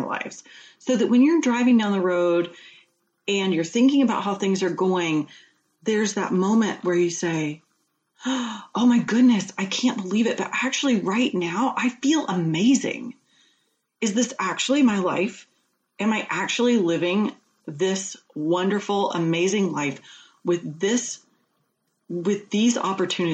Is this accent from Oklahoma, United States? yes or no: no; Georgia, United States; moved away as an adult; also born or lived in New Hampshire; we just recently moved back to Georgia, where I'm from.